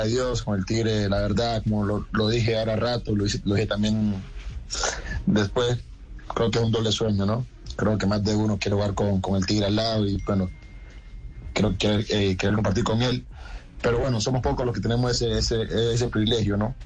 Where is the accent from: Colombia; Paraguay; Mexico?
Colombia; moved away as an adult; also born or lived in Argentina; now in Spain; como colombiano